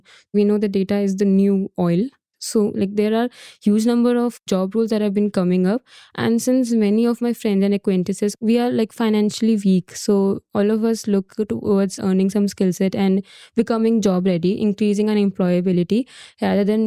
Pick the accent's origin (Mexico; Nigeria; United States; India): India; I'm from India